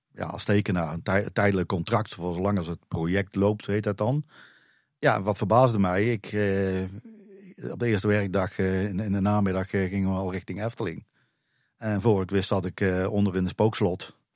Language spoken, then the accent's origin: Dutch; Drunen, North Brabant, Netherlands; now in Dronten, Netherlands; kom zelf uit Drunen, dus ik kom uit Brabant